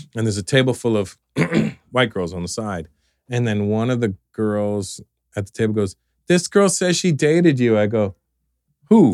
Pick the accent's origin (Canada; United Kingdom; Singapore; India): Canada; growing up in Canada